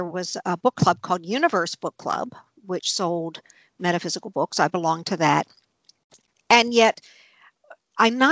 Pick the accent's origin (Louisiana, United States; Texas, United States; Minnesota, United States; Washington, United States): Louisiana, United States; New Orleans; I was brought up fairly conventionally in New Orleans